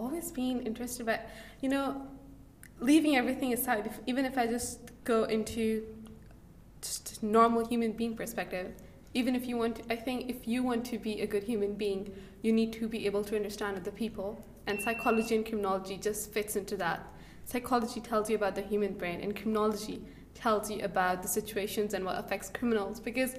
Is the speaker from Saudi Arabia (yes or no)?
yes; Saudi Arabia; English is a second language; moved away as an adult; also born or lived in Pakistan; now in Peterborough, United Kingdom; I came from Saudi Arabia last October, but I'm like a Pakistani. So I was born in Pakistan, raised up in Saudi Arabia, now I'm in the UK.